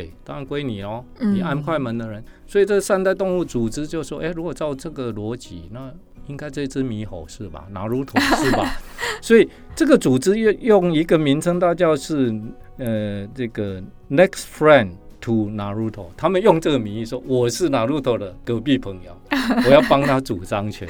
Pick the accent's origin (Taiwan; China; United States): United States; 我们美国人有时候蛮好玩的